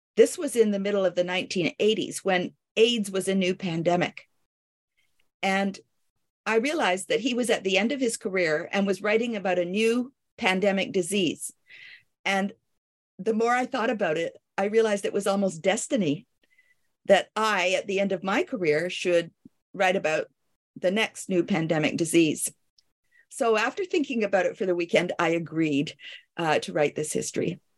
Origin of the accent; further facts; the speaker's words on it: Canada; also born or lived in Paris, France / Kingston, Ontario; I am a Canadian.